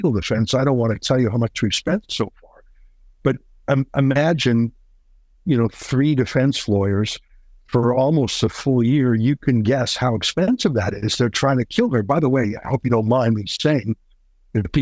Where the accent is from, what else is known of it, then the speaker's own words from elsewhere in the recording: Canada; I'm a Canadian